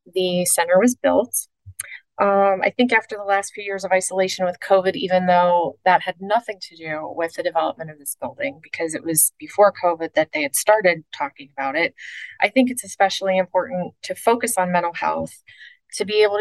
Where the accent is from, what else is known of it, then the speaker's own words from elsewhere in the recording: Pittsburgh, Pennsylvania, United States; moved away as an adult; now in Florida, United States; my hometown outside of Pittsburgh, Pennsylvania